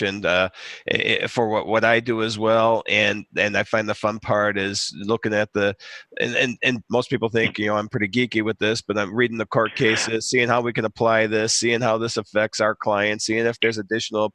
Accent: Chicago, Illinois, United States; I'm from Chicago.

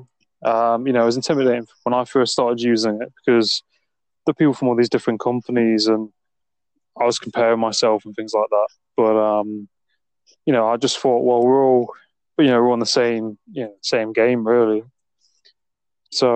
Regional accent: England, United Kingdom; I'm English myself

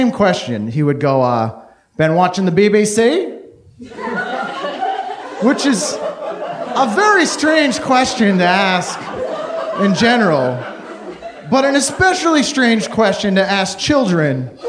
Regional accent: just outside of Boston, Massachusetts, United States; I grew up just outside of Boston

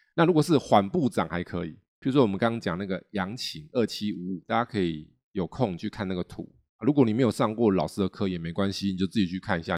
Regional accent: Taiwan; 我们台湾人好像也是团员

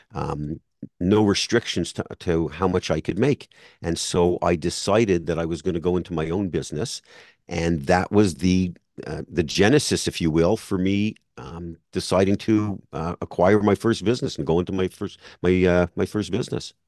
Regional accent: Montreal, Quebec, Canada; now in South Florida, United States; I'm in South Florida now, but I grew up in Montreal.

